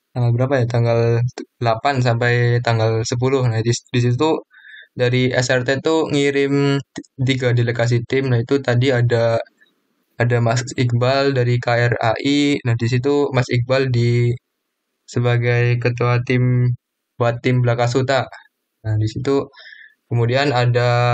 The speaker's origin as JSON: {"language": "Indonesian", "town": "Kebumen", "region": "Central Java", "country": "Indonesia", "said": "asal saya itu dari Kebumen"}